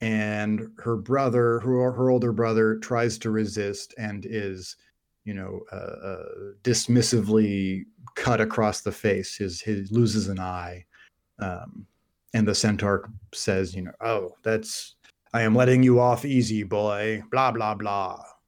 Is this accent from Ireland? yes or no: no; United Kingdom; if it's Goya, because we're British.